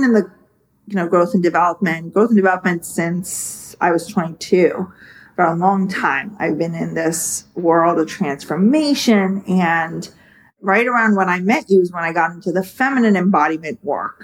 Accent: India; moved away as an adult; also born or lived in San Francisco, United States; now in United States; I was born and raised in India, and I basically moved here to America when I was 18

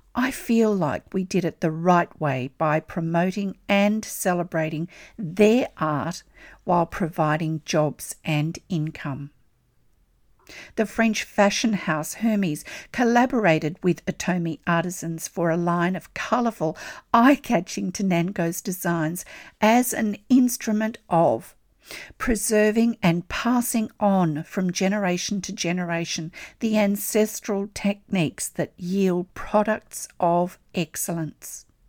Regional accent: Australia; I'm an Australian textile artist

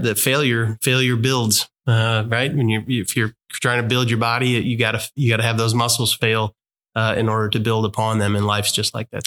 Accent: St. Louis, Missouri, United States; moved away; majority of our family and my wife's family uh, is in the St. Louis area.

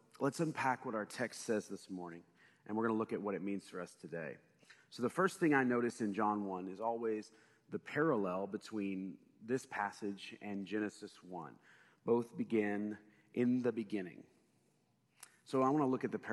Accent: United States; as an American

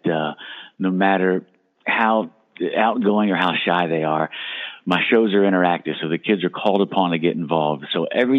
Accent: Steelton, Pennsylvania, United States; Back in my hometown, Steelton

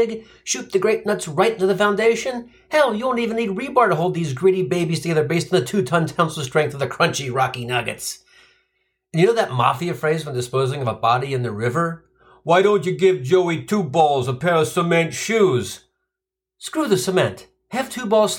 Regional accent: Cincinnati, Ohio, United States; moved away; I grew up in Cincinnati, and my mom was an English teacher at our local grade school

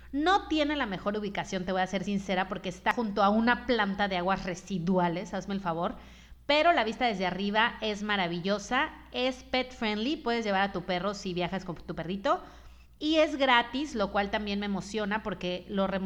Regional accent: Mazatlán, Sinaloa, Mexico; pero nací en Mazatlán y es uno de mis máximos orgullos eh, de la vida. De verdad te puedo decir que soy muy feliz siendo de Mazatlán

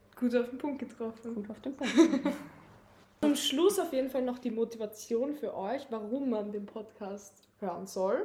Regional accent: Lower Austria, Austria; moved away as an adult; now in Vienna, Austria; ich bin in Niederösterreich aufgewachsen, bin dann nach Wien gezogen 2020

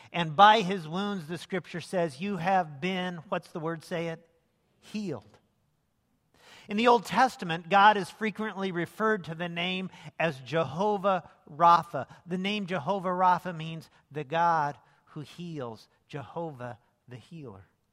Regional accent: Lincoln, Illinois, United States; moved away as an adult; also born or lived in Las Vegas; I grew up downstate in Lincoln, Illinois

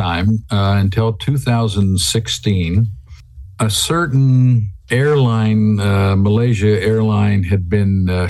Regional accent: Virginia and Kentucky meet, where West Virginia, United States; moved away as an adult; also born or lived in Arkansas / Lincoln, Nebraska; I was born in Virginia and lived up where West Virginia, Virginia, and Kentucky all meet together.

